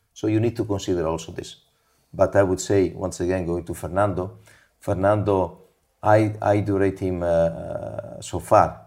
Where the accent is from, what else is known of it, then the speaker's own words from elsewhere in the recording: Imola, Emilia-Romagna, Italy; now in Monza, Italy; I was born in Imola, my wife was born in Monza, and we live basically in the park of Monza